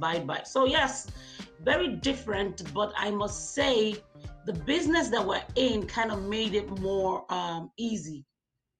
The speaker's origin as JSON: {"language": "English", "country": "Nigeria", "moved": "as an adult", "lives_now": "Hamilton, Canada", "said": "I'm from Nigeria originally, and I'm just 3 years in Canada."}